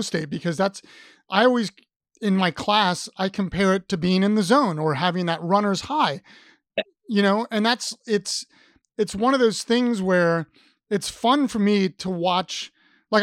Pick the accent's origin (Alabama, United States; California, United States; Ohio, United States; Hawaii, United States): Ohio, United States; Columbus; moved away as an adult; now in Richmond, United States; I'm from Columbus, Ohio